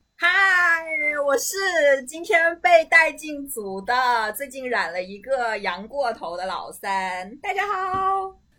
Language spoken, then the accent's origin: Chinese; Hainan, China; accent: Hainan accent; 我是一个海南人，就是我这个可能是海南腔吧